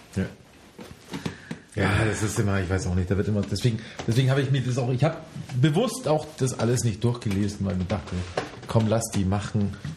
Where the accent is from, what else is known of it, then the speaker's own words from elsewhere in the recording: Germany; ich als Deutscher